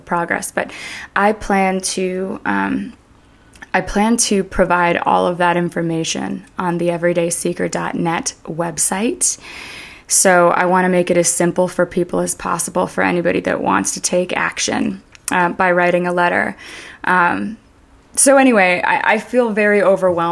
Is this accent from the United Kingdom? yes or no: no; Canada; I was raised in Canada